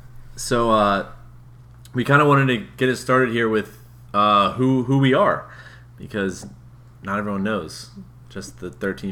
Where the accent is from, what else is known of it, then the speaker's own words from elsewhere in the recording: Pennsylvania, Maryland, United States; I'm originally from Pennsylvania, but went to school in Maryland, high school, and then college also in Maryland.